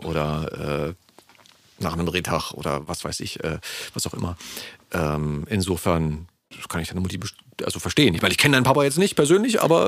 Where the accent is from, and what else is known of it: Berlin, Germany; born or raised there